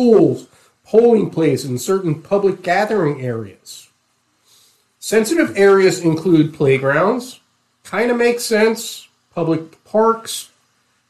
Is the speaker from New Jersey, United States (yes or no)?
yes; New Jersey, United States; moved away; I grew up in New Jersey